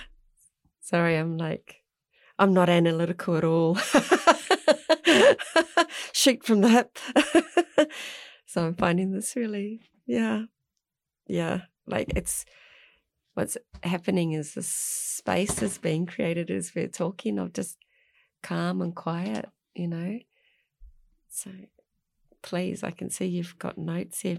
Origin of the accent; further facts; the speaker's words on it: Mount Maunganui, Bay of Plenty, New Zealand; moved away; also born or lived in Tauranga; I grew up in Arataki at the mount